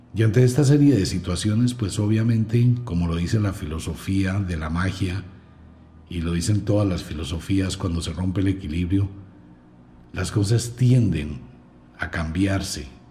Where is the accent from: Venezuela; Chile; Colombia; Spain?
Colombia; como colombiano